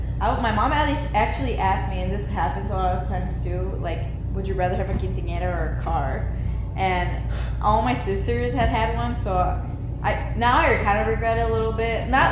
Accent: Illinois, United States; born there; Yeah, I was born in Illinois originally.

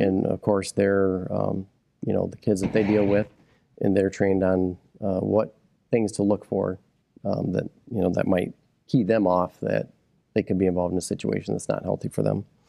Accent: Midland, Michigan, United States; I was born and raised here in Midland County

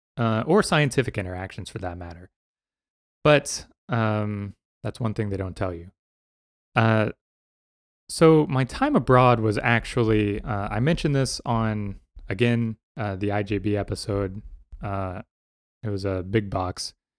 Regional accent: Denton, Texas, United States; moved away; I grew up in Texas, right? I grew up in, in Denton

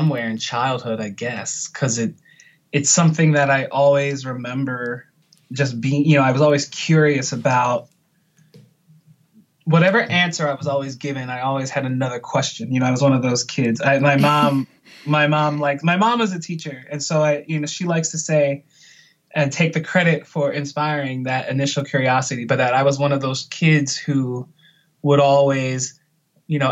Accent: Puerto Rico; I was born in Puerto Rico

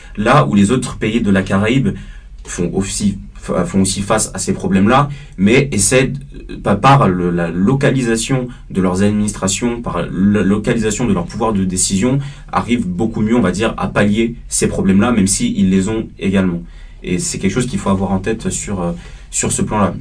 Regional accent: Paris suburbs, Île-de-France, France; born or raised there

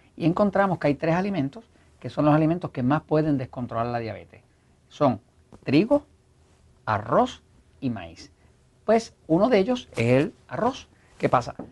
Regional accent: Puerto Rico; como buen puertorriqueño

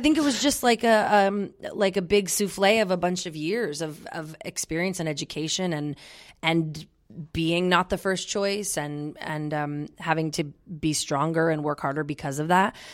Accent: Olympia, Washington, United States; I'm from Olympia.

